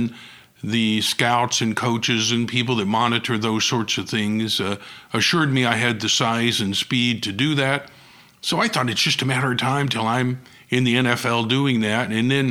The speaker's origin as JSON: {"language": "English", "town": "Tulsa", "region": "Oklahoma", "country": "United States", "tie": "born or raised there", "said": "I grew up here in Oklahoma and have had many, many opportunities to leave and go other places."}